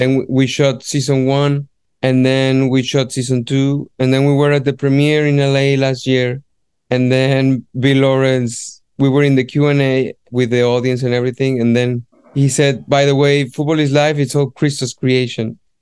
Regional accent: Guadalajara, Jalisco, Mexico; moved away as an adult; now in London, United Kingdom; my hometown from Guadalajara

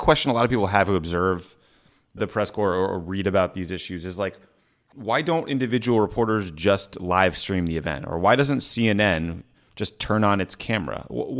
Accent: New England, United States; I'm from Bill Belichick country

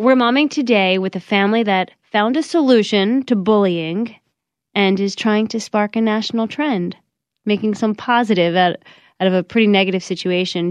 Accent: New York, United States; I grew up in New York

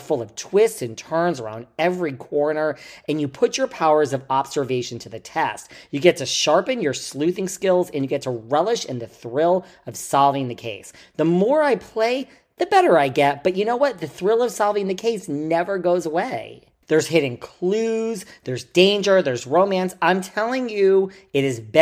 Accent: New York City, New York, United States; I'm a New Yorker

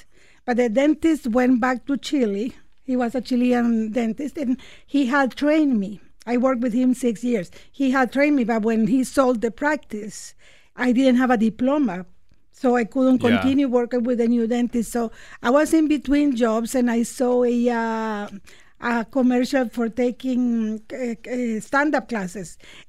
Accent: Nicaragua; now in Canada; I mean, I was exposed to comedy there, but not to stand-up comedy. Until I came to Canada, I started watching and liking stand-up comedy.

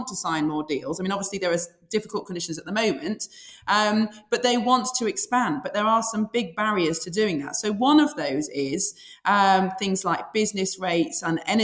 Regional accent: Sheffield, Yorkshire and the Humber, United Kingdom; I've born and bred in Sheffield and lived there all my life

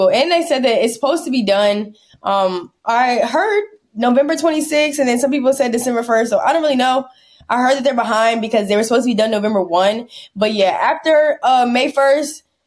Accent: Maryland, United States; moved away as an adult; now in Kentucky, United States; I'm from Maryland, like the DMV area, kind of near like Washington, D.C.

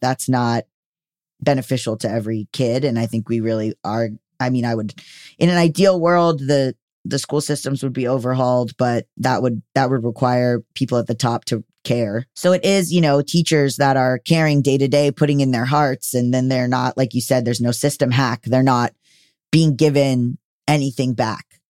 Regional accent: Florida, United States; moved away; I come from Florida

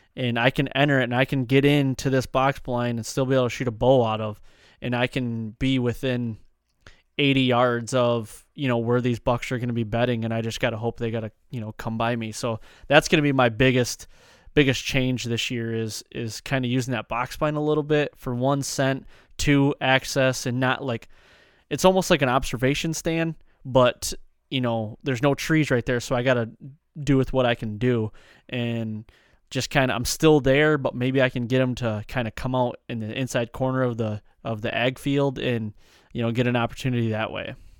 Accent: Michigan, United States; growing up in Michigan and having that tradition

